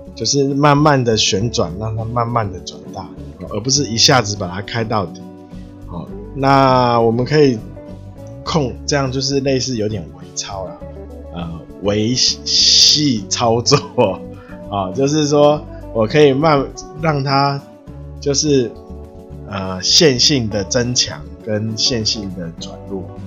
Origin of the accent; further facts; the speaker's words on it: Taiwan; 就是要靠我们台湾人